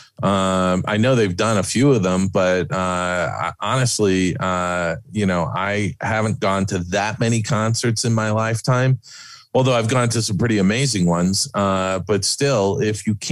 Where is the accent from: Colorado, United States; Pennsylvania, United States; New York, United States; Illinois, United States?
New York, United States; moved away; I was from New York